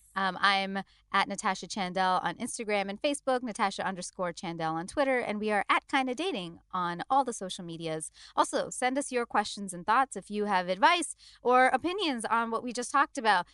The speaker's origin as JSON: {"language": "English", "country": "India", "said": "as an Indian"}